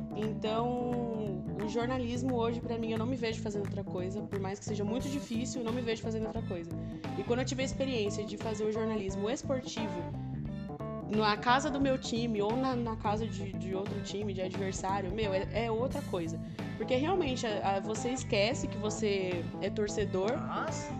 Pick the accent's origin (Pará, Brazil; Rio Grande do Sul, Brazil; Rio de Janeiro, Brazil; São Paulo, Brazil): São Paulo, Brazil; Caraguatatuba; now in Mogi das Cruzes, Brazil; eu sou de Caraguá, eu sou da praia